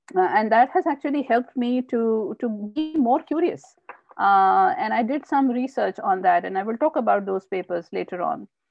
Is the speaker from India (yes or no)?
yes; Indore, Madhya Pradesh, India; also born or lived in Bhopal; I was born and brought up in India, and um, I did my MBA from Barkatullah University in Bhopal. Uh, and then uh, uh, I moved to Indore, which is my uh, hometown.